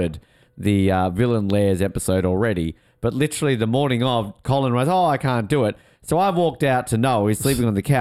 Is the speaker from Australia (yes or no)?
yes; Australia; We're Australian.